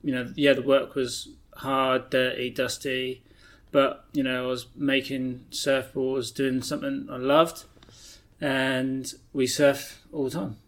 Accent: Barnstaple, South West England, United Kingdom; also born or lived in Plymouth; born in Plymouth and was in Plymouth until I was about 7 or 8, and then we moved back to Barnstable

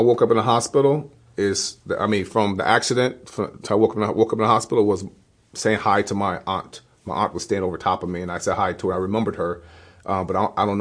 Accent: Hudson, New York, United States; moved away as an adult; now in Fulton, United States; I grew up in Hudson, New York, born and raised

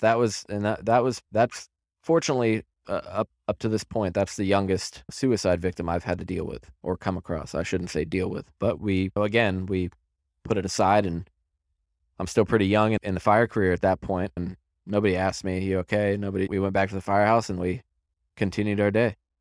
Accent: Centreville, Virginia, United States; I was born and raised in Center Row, Virginia in nineteen eighty-three.

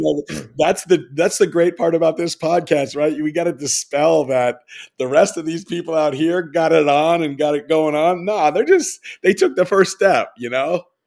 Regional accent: New York, United States; I'm a New Yorker

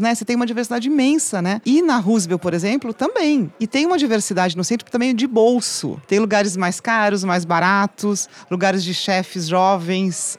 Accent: Cordeirópolis, São Paulo, Brazil; also born or lived in Campinas / London / Washington / Brasília; now in São Paulo, Brazil; nasci em Coderópolis, estudei em Campinas e vim para São Paulo nos anos 90

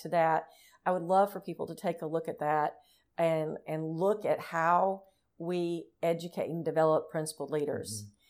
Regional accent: Tennessee, United States; the state of Tennessee, which is my home state

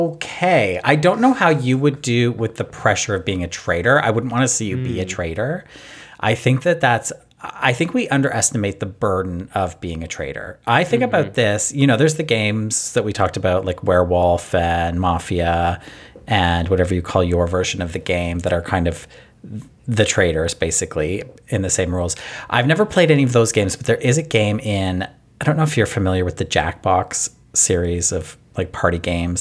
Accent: Canada; Because I'm Canadian.

